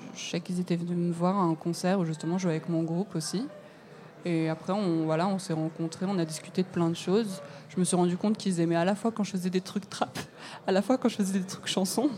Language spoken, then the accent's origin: French; Lyon, Auvergne-Rhône-Alpes, France; moved away; je viens de Lyon